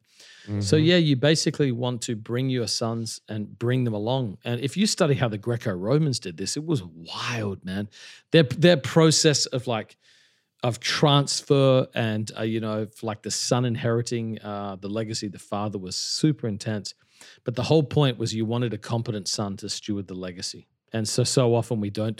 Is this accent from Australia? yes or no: yes; Australia; moved away as an adult; also born or lived in Melbourne, Australia / Perth, Western Australia / Adelaide, South Australia; now in New York City, United States; I grew up in Australia. I was born in Melbourne, which has the best coffee in the world. Great place, great place. Then I lived from 2 to 10 in a place called Armidale in Perth, Western Australia, and then 10 to 20 in Adelaide.